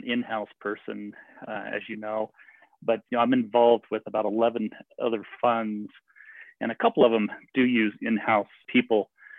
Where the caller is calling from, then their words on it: Eagle, Colorado, United States; also born or lived in Boulder, Colorado; kind of followed Elizabeth to Eagle County in Colorado. So I'm calling you from Eagle, Colorado this morning.